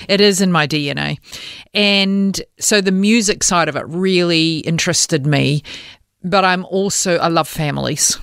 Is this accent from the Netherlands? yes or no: no; New Zealand; moved away as an adult; now in Australia; I am a New Zealander